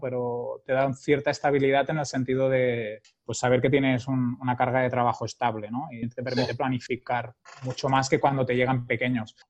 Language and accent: Spanish; Barcelona, Catalonia, Spain; also born or lived in Girona; soy de Barcelona, aunque muchos años he estado viviendo en Girona y me siento bastante de, Girona.